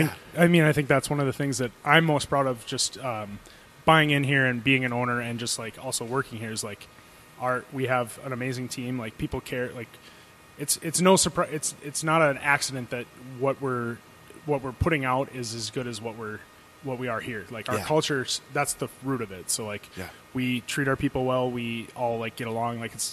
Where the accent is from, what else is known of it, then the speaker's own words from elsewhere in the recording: Fargo, North Dakota, United States; also born or lived in Moorhead, Minnesota; All 31 years of my life I've lived here. Well, I guess technically I lived in Moorhead, which is just 5-minute drive across the river.